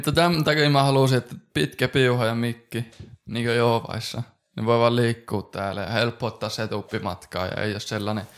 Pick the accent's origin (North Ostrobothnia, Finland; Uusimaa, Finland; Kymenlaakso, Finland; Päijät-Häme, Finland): North Ostrobothnia, Finland; Oulu; moved away as an adult; also born or lived in Helsinki/Espoo; now in Helsinki, Finland; molemmat ollaan Oulusta